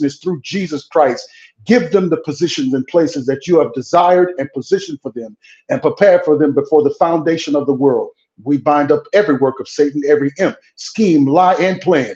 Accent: Mississippi, United States; now in Arizona, United States; I'm from Mississippi. I was born and raised in Mississippi

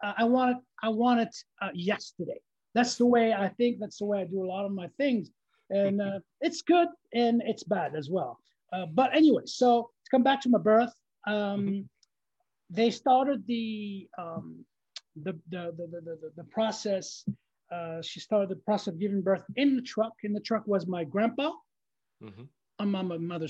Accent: Algeria; English is a second language; moved away; I was born in Algeria

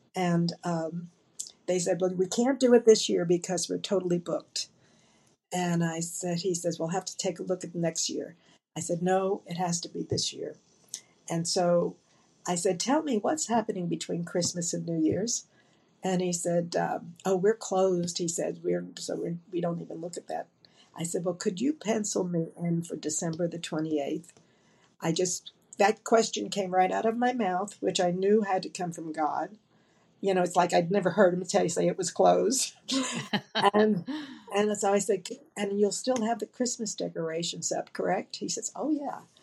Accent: Dallas, Texas, United States; I'm from Dallas, Texas

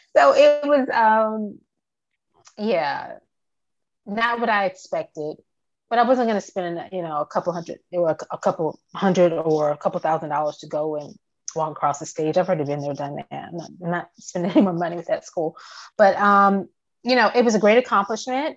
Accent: Virginia, United States; moved away as an adult; also born or lived in Atlanta, Georgia; now in Georgia, United States; I am from the Atlanta area, and um, I was raised in Virginia primarily

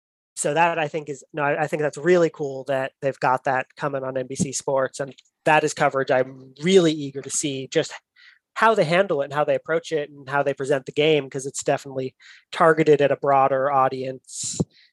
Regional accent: United States; as an American chess fan

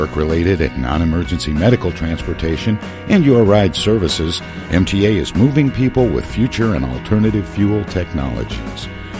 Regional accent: Midwest, United States; I was raised in the Midwest, and it doesn't feel like I've had a meal unless I've had meat and potatoes.

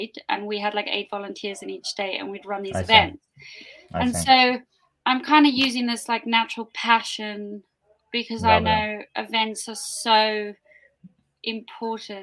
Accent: South Africa; I was born in South Africa

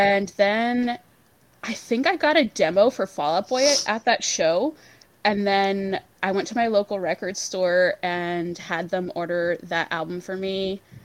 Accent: Pennsylvania, United States; I'm from the Northeast. I'm from Pennsylvania, so I like grew up in the Jersey scene mostly

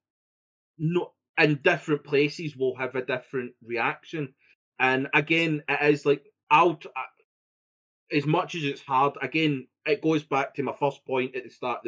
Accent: Scotland, United Kingdom; I'm Scottish

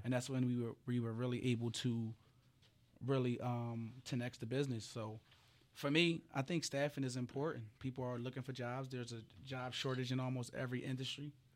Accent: Philadelphia, Pennsylvania, United States; I come from Frankfurt, you know, which is, which is a tough area, Philadelphia

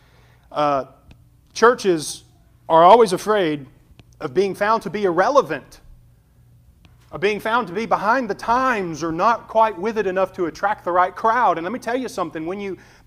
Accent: Alabama, United States; We're rednecks from Alabama

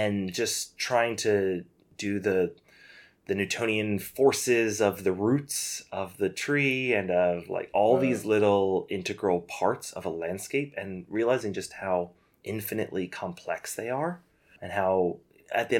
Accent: United States; as an American

